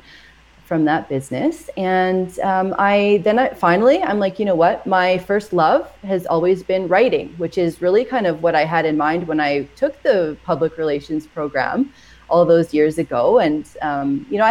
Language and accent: English; Edmonton, Alberta, Canada; moved away as an adult; now in Edson, Canada; we're from Edmonton